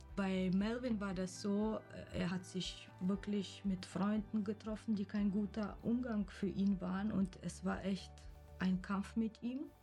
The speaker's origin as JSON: {"language": "German", "country": "Kyrgyzstan", "moved": "yes", "lives_now": "Wiesbaden, Germany", "said": "Ich komme aus Kirgisien ursprünglich"}